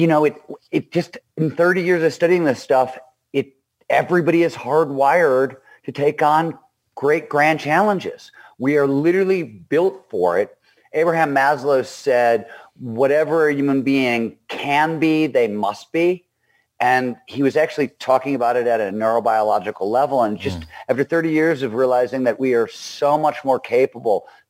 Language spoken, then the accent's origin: English; Cleveland, Ohio, United States; I grew up in Cleveland, Ohio.